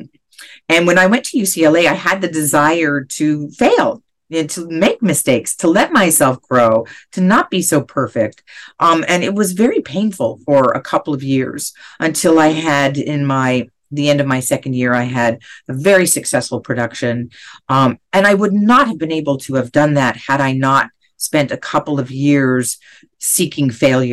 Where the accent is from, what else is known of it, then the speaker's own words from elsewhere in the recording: Canada; now in Los Angeles, United States; being Canadian, I had a socialistic upbringing